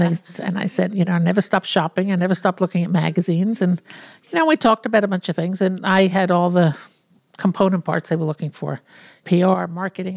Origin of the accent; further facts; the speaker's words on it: New York City, New York, United States; I grew up in New York City, in Brooklyn